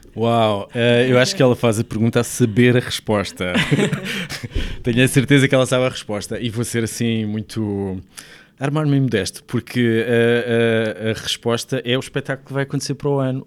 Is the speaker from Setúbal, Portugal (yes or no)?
yes; Sesimbra, Setúbal, Portugal; also born or lived in Lisbon; Eu sou de Sesimbra, nasci em Lisboa, mas sempre vivi em, em, em Sesimbra